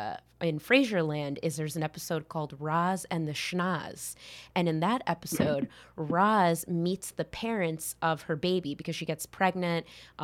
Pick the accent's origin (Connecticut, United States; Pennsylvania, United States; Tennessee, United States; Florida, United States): Connecticut, United States; I grew up in Connecticut